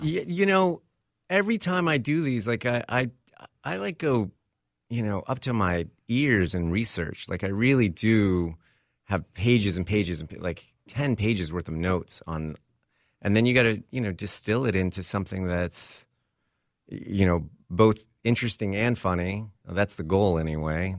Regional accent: Texas, United States; born or raised there; moved away as an adult; also born or lived in Vermont / Hollywood

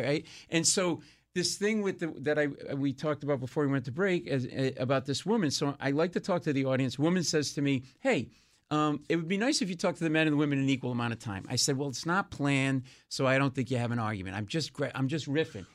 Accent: Rhode Island, Connecticut, New England, United States; moved away as an adult; also born or lived in New York; I grew up in New England and Rhode Island and in Connecticut

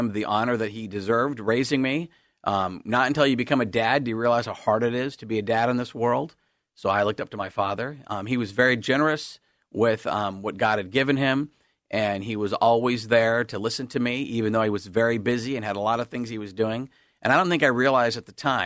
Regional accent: Salem, Oregon, United States; I was born and raised in Salem, Oregon

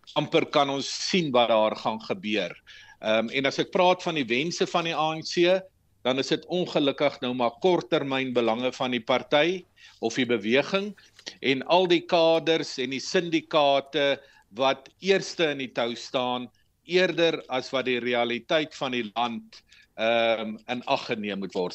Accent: South Africa; ons almal as Suid-Afrikaner

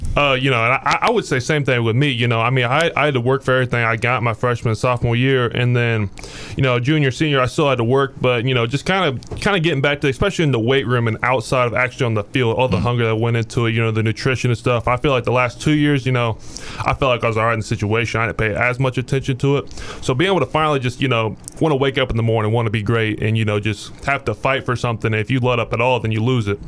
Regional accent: Indianapolis, Indiana, United States; moved away as an adult; now in Louisville, United States; I'm from Indianapolis, Indiana. Uh, I started playing football when I was in kindergarten, and uh, you know, I, gr- I grew up on a horse ranch. Um, you know, on the southeast side of Indianapolis

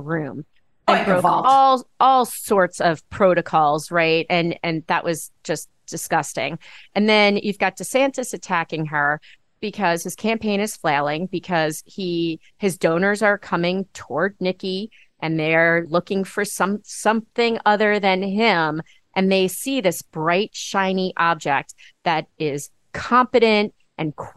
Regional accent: Long Island, New York, United States; moved away; also born or lived in Massachusetts; I grew up on Long Island.

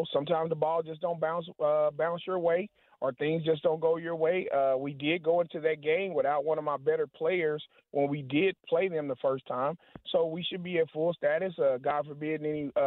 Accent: Hope, Arkansas, United States; now in Wichita, United States; I'm originally from Arkansas. Went to high school at a little bitty town in Hope, Arkansas. I just grew up

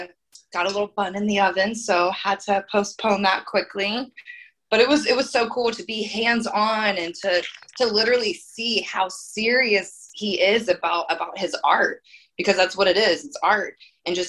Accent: Columbus, Ohio, United States; I grew up in Columbus, Ohio

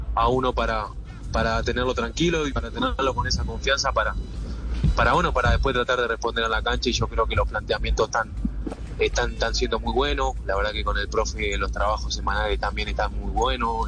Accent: Uruguay; como uruguayo

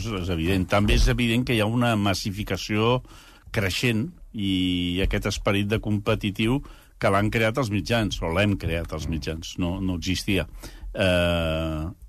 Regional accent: Catalonia, Spain; com a catalans

